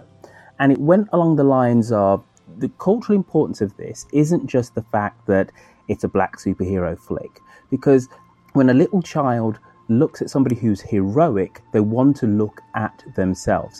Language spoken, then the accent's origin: English; Birmingham, West Midlands, United Kingdom; my hometown of Birmingham in England